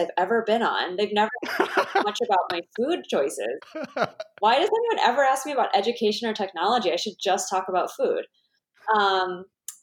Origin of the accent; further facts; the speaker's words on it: East Coast, United States; moved away as an adult; now in Chicago, United States; I'm originally from the East Coast. So my mom and my mom's family's from New York.